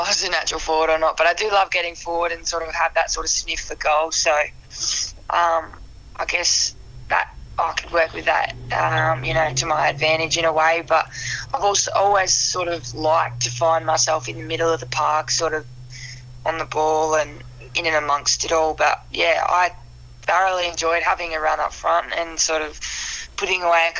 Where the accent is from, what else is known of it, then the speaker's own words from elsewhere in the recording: Mount Gambier, South Australia, Australia; now in Adelaide, Australia; I'm actually originally from Mount Gambier, which is a little country town 5 hours south of Adelaide. And did all my growing up there